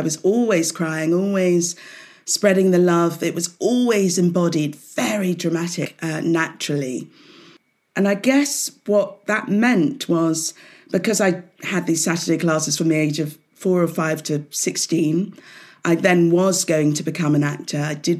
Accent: Southampton, South East England, United Kingdom; So I grew up in Hampshire, in Southampton. So, you know, quite an urban city, but all the same, way back then in the 60s, like you, Jane, 69, I was born.

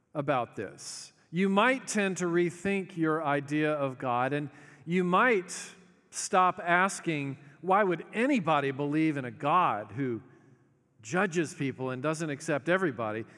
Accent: the South, United States; we're polite 'cause we're from the South

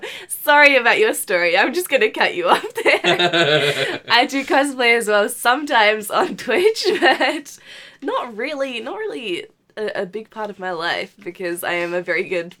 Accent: Auckland, New Zealand; also born or lived in Wellington; I come from Auckland. Well, I come from Wellington, but been in Auckland for as long as I remember.

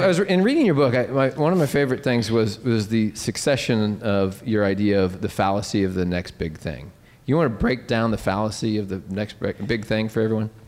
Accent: Nebraska, United States; being from Nebraska, but I'm from Nebraska

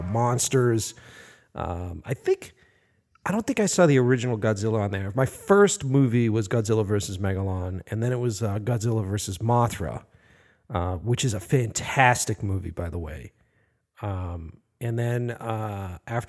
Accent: Boston, Massachusetts, United States; I grew up here in Boston

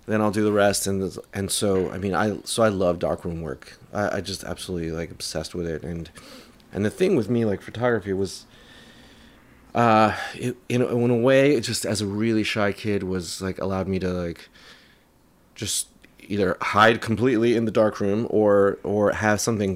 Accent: New York City, New York, United States; also born or lived in London / Manhattan; raised in Queens, in Jackson Heights

